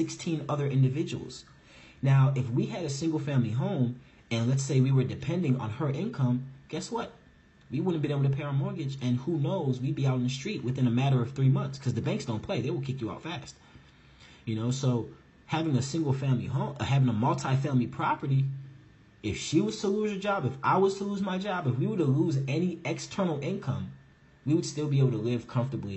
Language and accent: English; St. Louis, Missouri, United States; moved away as an adult; also born or lived in Chicago, Illinois; now in New Jersey, United States; I am originally from St. Louis, Missouri. I grew up in St. Louis and Chicago my entire life. So definitely a Midwest boy